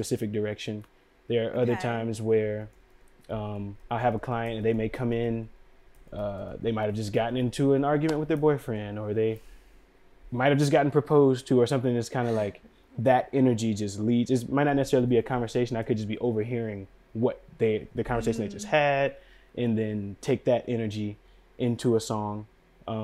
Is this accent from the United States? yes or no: yes; Durham, North Carolina, United States; moved away as an adult; also born or lived in Washington, D.C. / Bronx, New York